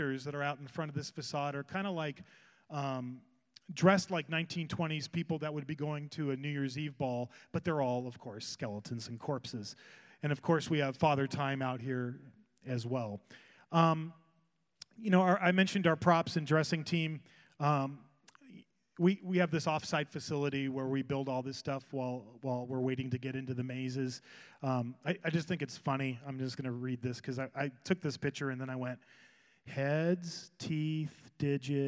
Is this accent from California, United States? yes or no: yes; Whittier, California, United States; I grew up in Hacienda Heights and Whittier in that area